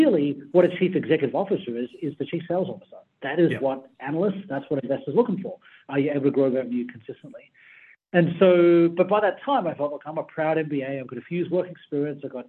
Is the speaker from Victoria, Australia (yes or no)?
no; Sydney, New South Wales, Australia; I grew up in Sydney, on the Sydney side.